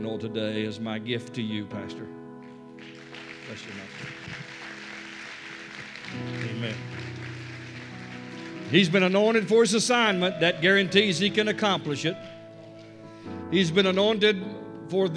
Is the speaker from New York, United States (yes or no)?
no; Tennessee, United States; moved away; also born or lived in Wichita, Kansas; Tennessee is my home state.